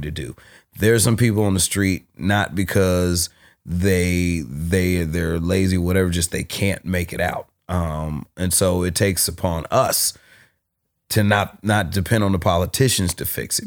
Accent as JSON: {"language": "English", "town": "Berkeley", "region": "California", "country": "United States", "tie": "born or raised there", "said": "being from Berkeley, I grew up on, I grew up in South Berkeley"}